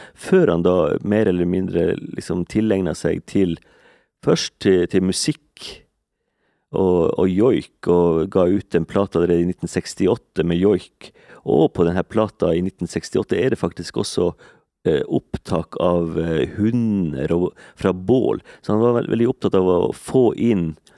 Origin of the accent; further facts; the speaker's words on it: Kåfjord, Troms, Norway; now in Eastern Norway, Norway; Jeg er bosatt på Østlandet, men jeg, jeg kommer jo fra Mandalen i Kåfjord